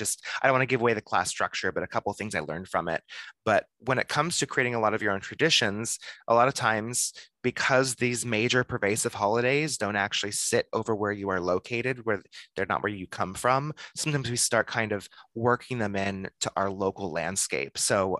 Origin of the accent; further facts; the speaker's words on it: Texas, United States; I have to get through Texas summer because that's where I grew up.